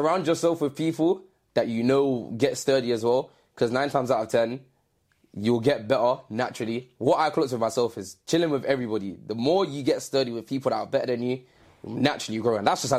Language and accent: English; London, United Kingdom; I'm from the east side of London. Nationality-wise, I'm Jamaican. I am also mixed with something else, but it's not like a predominant side.